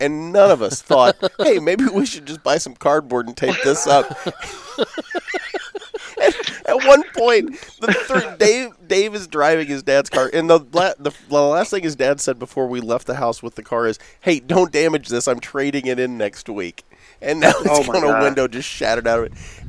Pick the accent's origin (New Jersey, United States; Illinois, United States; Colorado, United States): Illinois, United States; Southern; we're from Illinois, and everybody assumes we're going to be Cubs or White Sox fans, but no, we're Cardinal Nation here in Southern Illinois.